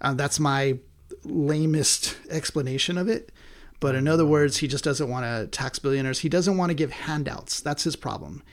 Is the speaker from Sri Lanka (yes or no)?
no; United States; as American people